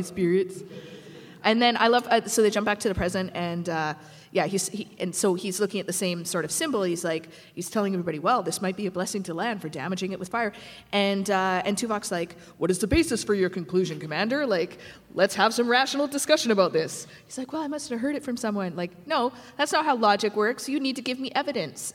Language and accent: English; Lac Ste. Anne, Alberta, Canada; now in Montreal, Canada; I'm from Lac Saint Anne, Alberta, which is Métis community. Um, we live in Montreal right now